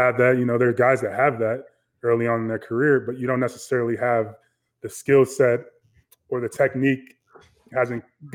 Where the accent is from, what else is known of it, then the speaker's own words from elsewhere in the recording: Chicago, Illinois, United States; I grew up in Chicago, grew up playing football